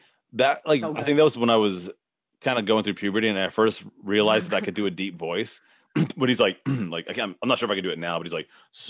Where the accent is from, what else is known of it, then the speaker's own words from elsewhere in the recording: United States; I have Irish heritage. Obviously, I was born in the United States, but I have, you know, my ancestors are Irish.